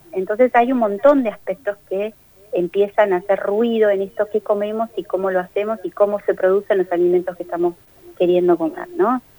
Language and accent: Spanish; Argentina